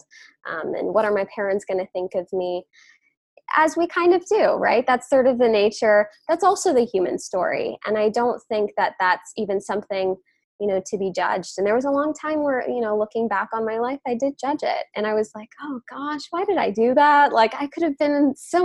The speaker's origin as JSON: {"language": "English", "region": "New York", "country": "United States", "said": "I'm from New York, but my lineage, my ancestry is from India."}